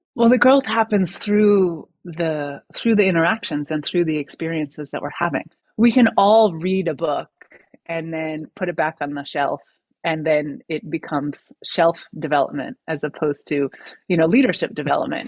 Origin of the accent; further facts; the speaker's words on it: United States; moved away as an adult; now in France; having that perspective of living in America for the first 35 years of my life, and then moving to France